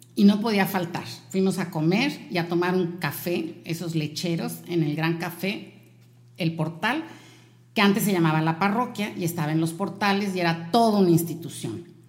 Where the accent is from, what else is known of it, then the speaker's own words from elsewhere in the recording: Veracruz, Mexico; now in Monterrey, Mexico; el lugar en donde yo nací